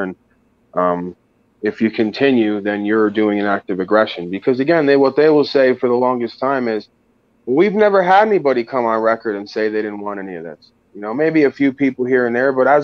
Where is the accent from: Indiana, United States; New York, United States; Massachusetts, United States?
New York, United States; I'm from New York